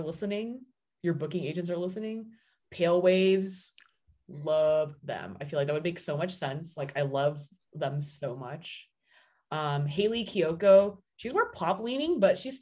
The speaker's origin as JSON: {"language": "English", "town": "Seattle", "region": "Washington", "country": "United States", "tie": "born or raised there", "moved": "yes", "lives_now": "Los Angeles, United States", "said": "my hometown in Seattle"}